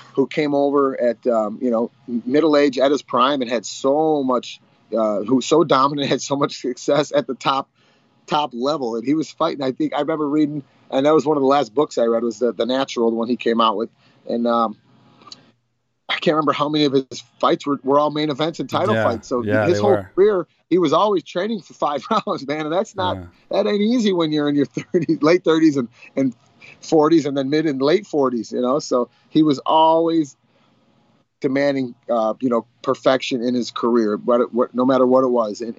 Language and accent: English; Illinois, United States; we're from Illinois